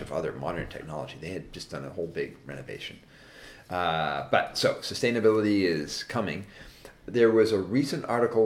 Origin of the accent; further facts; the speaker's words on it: the Northwest, Pacific Northwest, United States; I'm from the Northwest